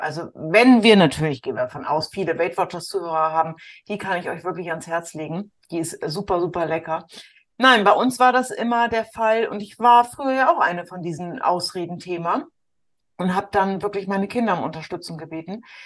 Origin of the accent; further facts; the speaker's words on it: the North, Northern Germany, Germany; bei uns im Norden